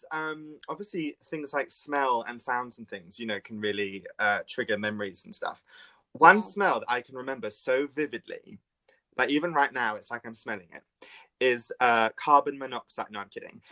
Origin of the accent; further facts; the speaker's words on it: England, United Kingdom; I'm English